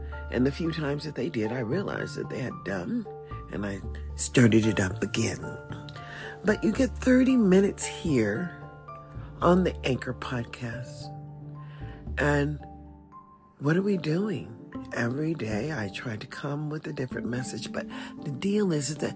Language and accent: English; Mississippi, United States; I was born in Mississippi